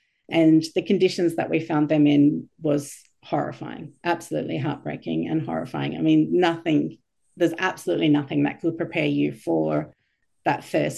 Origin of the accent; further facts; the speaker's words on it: Bethlehem, West Bank, Palestine; So being a minority Christian growing up in Palestine, you know, in Bethlehem, in the place where Jesus was born.